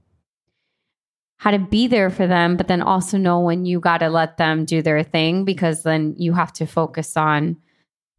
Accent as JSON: {"language": "English", "town": "Miami", "region": "Florida", "country": "United States", "tie": "born or raised there", "also_born_or_lived": "New York", "moved": "as an adult", "lives_now": "Los Angeles, United States", "said": "I grew up in Miami, then went to LA for work, got relocated to New York"}